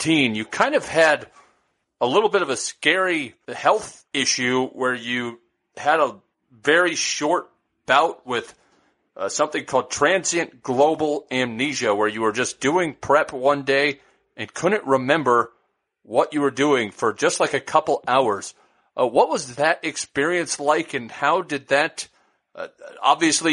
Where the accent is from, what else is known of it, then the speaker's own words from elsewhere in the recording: Omaha, Nebraska, United States; moved away; I'm originally from the Omaha area